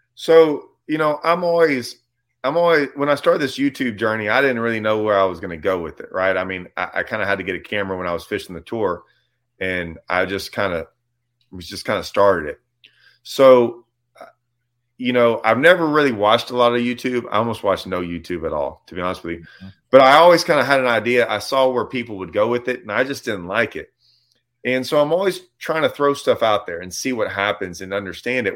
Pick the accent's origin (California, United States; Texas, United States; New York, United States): Texas, United States; Lake Livingston; also born or lived in Houston, Texas / Nacogdoches, Texas; I grew up on Livingston